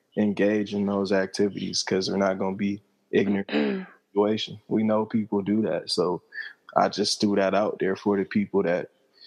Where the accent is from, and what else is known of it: Atlanta, Georgia, United States